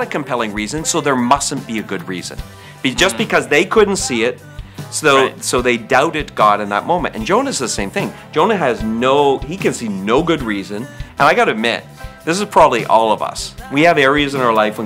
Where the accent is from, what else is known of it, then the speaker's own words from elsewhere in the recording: Canada; I'm Canadian by birth.